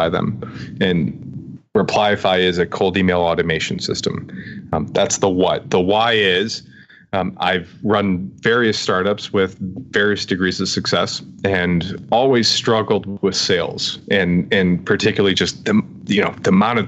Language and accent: English; Ohio, United States; moved away as an adult; also born or lived in Brooklyn, New York; We're Ohio folk